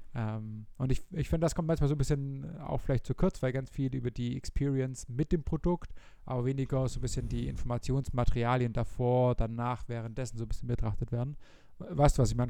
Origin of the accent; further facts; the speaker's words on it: Germany; bei uns in Deutschland